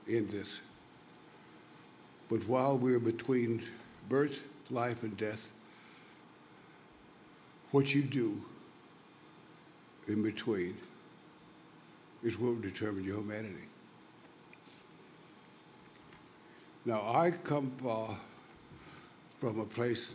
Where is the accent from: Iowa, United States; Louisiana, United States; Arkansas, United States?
Louisiana, United States; I was born in Louisiana